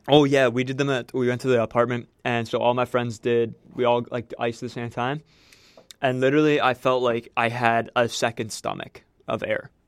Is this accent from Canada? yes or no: yes; Manitoba, Canada; I'm from the small town of Bossier, Manitoba.